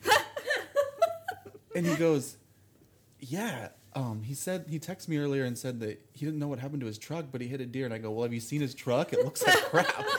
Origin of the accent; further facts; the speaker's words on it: Albia, Iowa, United States; I'm from Albia, and there's a little tiny lake just north of it called Lake Miami